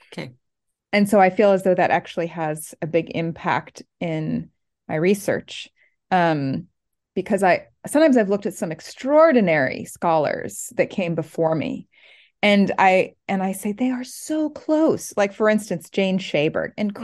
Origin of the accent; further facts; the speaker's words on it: Oregon, United States; moved away as an adult; also born or lived in Southern California; now in East Coast, United States; Oregon, which is on the West Coast